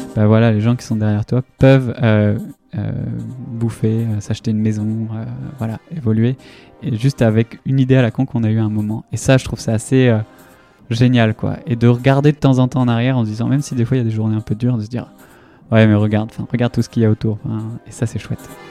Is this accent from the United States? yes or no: no; Vitré, Brittany, France; moved away as an adult; also born or lived in India; now in Nantes, France; je viens de Vitré, une ville dans, en Ille-et-Vilaine